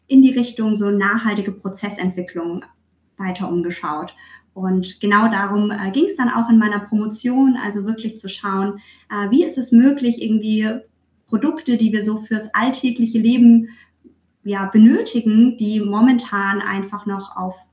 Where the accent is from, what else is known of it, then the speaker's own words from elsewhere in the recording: Southern Germany, Germany; now in Hamburg, Germany; Tatsächlich komme ich aus Süddeutschland und ähm, mich hat es dann mit der Zeit beruflich nach Hamburg verschlagen.